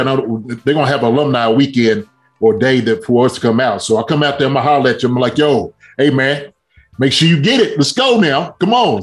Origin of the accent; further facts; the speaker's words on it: Kentucky, United States; moved away; I'm from Kentucky